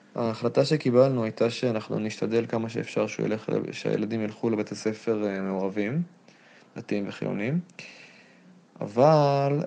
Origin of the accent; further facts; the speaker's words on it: Jerusalem, Jerusalem District, Israel; גדלתי בירושלים